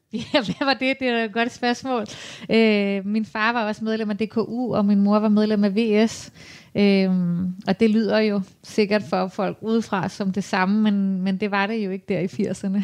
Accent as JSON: {"language": "Danish", "town": "Copenhagen", "region": "Capital Region of Denmark", "country": "Denmark", "tie": "born or raised there", "said": "Jeg er jo vanvittigt glad for at bo her, og har boet her i hele mit liv"}